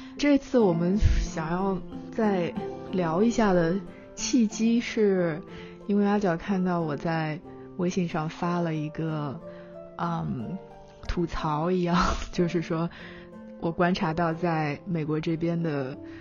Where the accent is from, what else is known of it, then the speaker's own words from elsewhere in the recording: China; moved away as an adult; now in United States; 我是从小在中国长大